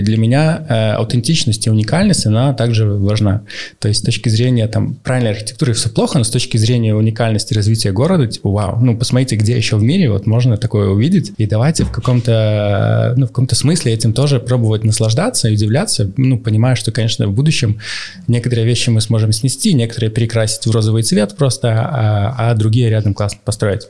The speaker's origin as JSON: {"language": "Russian", "country": "Belarus", "also_born_or_lived": "Minsk", "said": "я как белорус, живущий, э, в Минске и собираюсь жить в Минске"}